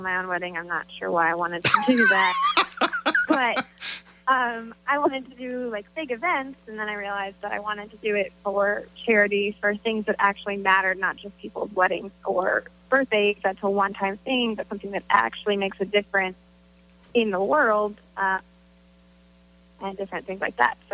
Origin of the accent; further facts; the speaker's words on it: Missouri, United States; also born or lived in Wisconsin; now in Texas, United States; I'm originally from Missouri